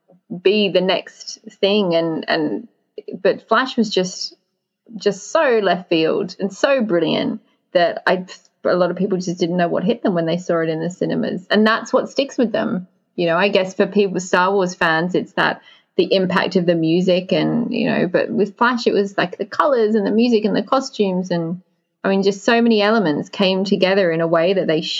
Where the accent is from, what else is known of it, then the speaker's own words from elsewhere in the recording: United Kingdom; being British